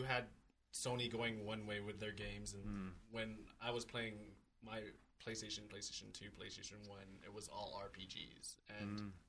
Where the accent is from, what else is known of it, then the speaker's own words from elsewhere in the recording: Vallejo, California, United States; I'm from Vallejo, California.